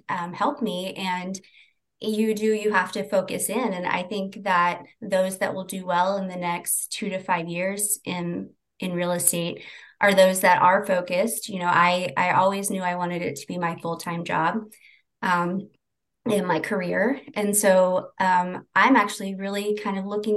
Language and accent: English; St. Joseph, Missouri, United States; I'm from St. Joseph